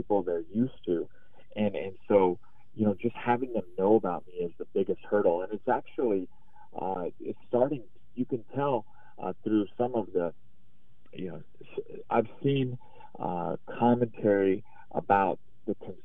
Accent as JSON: {"language": "English", "region": "Idaho", "country": "United States", "said": "here in my home state"}